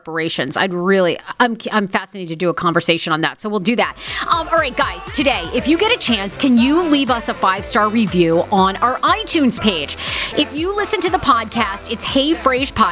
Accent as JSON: {"language": "English", "region": "Maine", "country": "United States", "tie": "born or raised there", "said": "I grew up in Maine"}